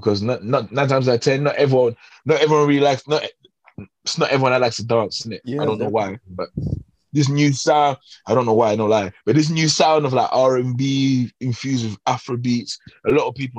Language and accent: English; Cameroon; now in United Kingdom; When I was growing up in Cameroon